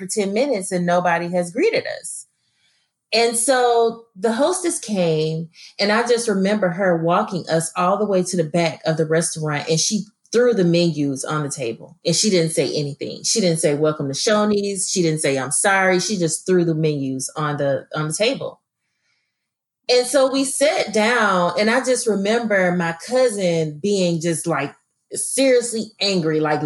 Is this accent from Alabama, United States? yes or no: yes; Birmingham, Alabama, United States; I'm from Birmingham, Alabama, you know, I mean, and I grew up in all, like I said, all Black neighborhoods